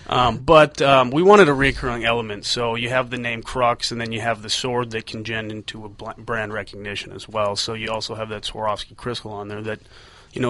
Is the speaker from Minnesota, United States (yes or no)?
yes; Minnesota, United States; we're from Minnesota